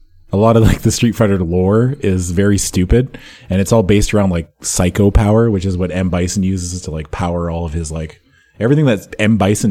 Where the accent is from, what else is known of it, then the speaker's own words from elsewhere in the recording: Saskatchewan, Canada; I was born in Saskatchewan.